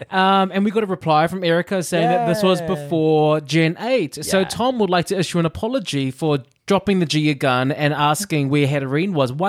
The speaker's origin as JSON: {"language": "English", "country": "New Zealand", "moved": "yes", "lives_now": "United Kingdom", "said": "I'm from New Zealand."}